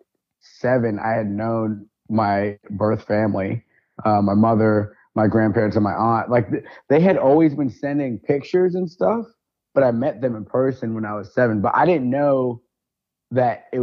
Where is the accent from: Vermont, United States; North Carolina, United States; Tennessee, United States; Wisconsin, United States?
Vermont, United States; moved away; I'm from Vermont, right? So I graduated with 60 kids in my class.